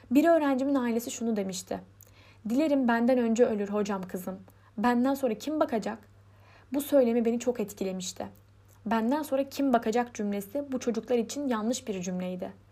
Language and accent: Turkish; Istanbul, Turkey; born there; 1992 İstanbul doğumluyum. Liseyi Pendik Fatih Anadolu Lisesi'nde tamamladım.